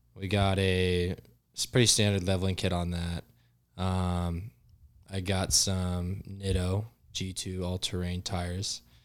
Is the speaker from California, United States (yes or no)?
no; Yuma, Arizona, United States; So, Cam and I grew up in Yuma